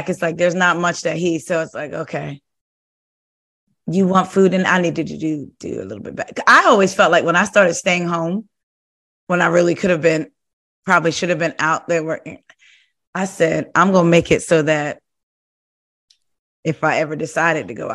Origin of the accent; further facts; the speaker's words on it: New Jersey, United States; moved away; I'm originally from Jersey